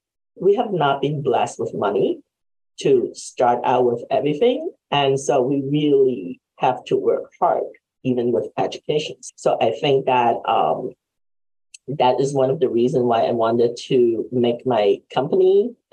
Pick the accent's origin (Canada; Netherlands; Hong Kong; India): Hong Kong; English is a second language; now in United States; We're immigrants from Hong Kong. And so we left in the 1980s. And we came to the state not really speaking that much English.